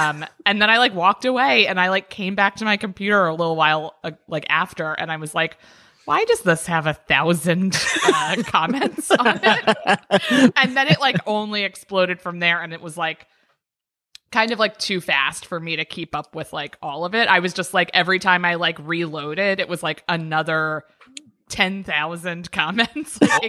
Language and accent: English; Maryland, United States; Up in Maryland.